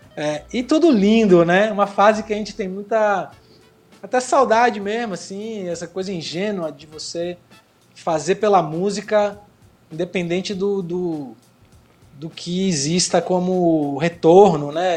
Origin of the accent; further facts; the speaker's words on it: Bahia, Brazil; also born or lived in São Paulo; eu nasci em São Paulo e cresci na Bahia desde os 12 anos